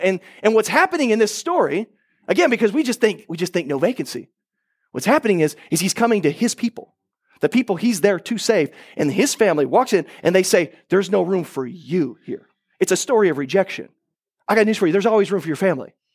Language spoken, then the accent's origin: English; Oklahoma, United States; I'm from Oklahoma